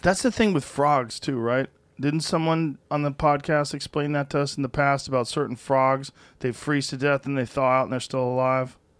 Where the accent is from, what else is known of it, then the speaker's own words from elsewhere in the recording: Massachusetts, United States; moved away as an adult; now in Texas, United States; I grew up in the cold. I grew up in Massachusetts.